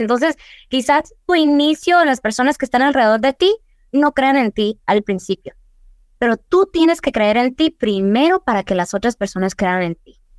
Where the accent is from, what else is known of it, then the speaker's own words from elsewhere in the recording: Douglas, Arizona, United States; moved away as an adult; also born or lived in Agua Prieta, Sonora (family); now in Tucson, United States; yo soy nacida aquí en Tucson, en el TMC, eh, criada en Douglas, pero toda mi familia es de Agua Prieta. Yo crecí en Douglas mayoría de mi vida